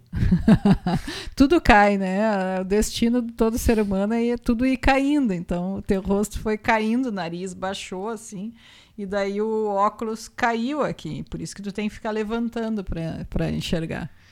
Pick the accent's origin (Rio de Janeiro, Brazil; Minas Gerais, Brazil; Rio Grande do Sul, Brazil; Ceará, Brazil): Rio Grande do Sul, Brazil; Rolante; born or raised there